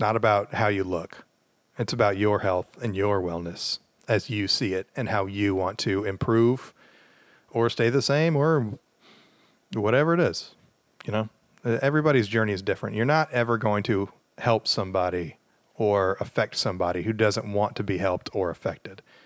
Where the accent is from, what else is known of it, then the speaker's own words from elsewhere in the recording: the South, United States; I'm from the South